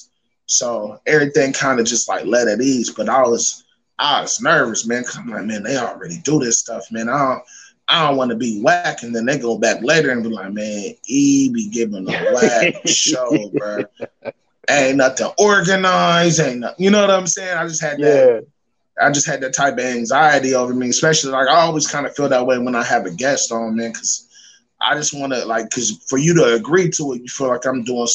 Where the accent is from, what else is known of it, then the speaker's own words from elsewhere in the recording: Dayton, Ohio, United States; I'm from Dayton, Ohio, O-H-I-O